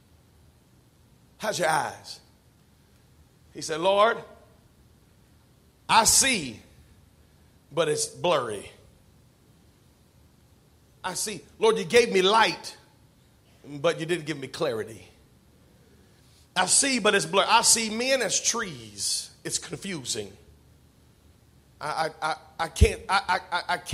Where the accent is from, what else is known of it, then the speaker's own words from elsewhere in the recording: United States; we're so American.